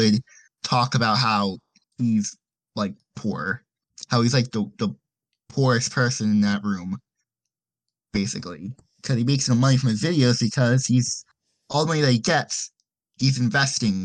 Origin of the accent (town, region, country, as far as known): United States